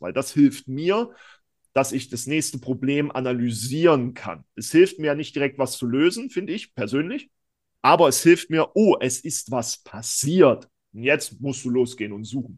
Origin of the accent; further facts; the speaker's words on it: East Germany, Germany; ich bin ja selber Ossi